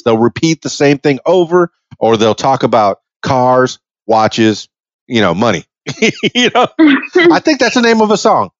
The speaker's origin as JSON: {"language": "English", "town": "Miami", "region": "Florida", "country": "United States", "said": "I'm half Cuban from Miami"}